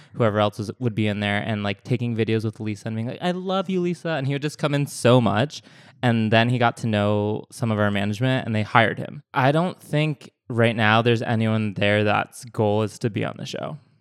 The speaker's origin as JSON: {"language": "English", "region": "New England", "country": "United States", "tie": "born or raised there", "moved": "yes", "lives_now": "Los Angeles, United States", "said": "my hometown is in New England"}